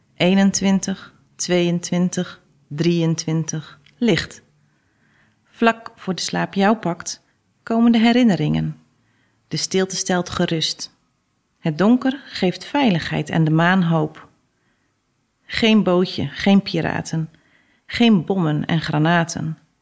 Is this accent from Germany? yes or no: no; Westkapelle, Zeeland, Netherlands; moved away; Zeeland of uit Westkapelle, waar ik vandaan kom